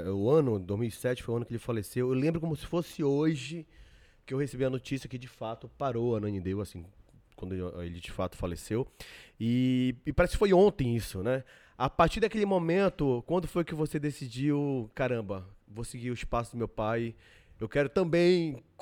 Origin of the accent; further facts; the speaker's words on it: Ananindeua, Pará, Brazil; para quem não sabe, eu nasci e me criei em Ananindeua. Eu tenho um vínculo muito forte com o município de Ananindeua, com as pessoas, amigos, família, etc.